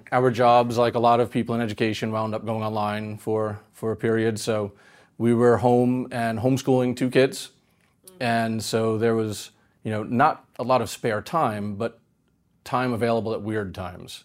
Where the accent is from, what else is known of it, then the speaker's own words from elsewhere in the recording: New York, United States; growing up in New York